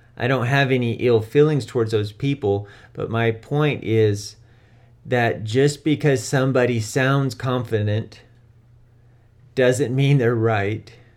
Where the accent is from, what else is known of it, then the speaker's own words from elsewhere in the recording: United States; I'm American